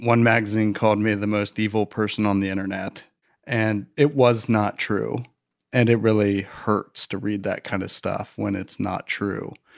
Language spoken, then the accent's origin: English; Midwest, United States; moved away as an adult; now in Los Angeles, United States; I'm from Midwest boy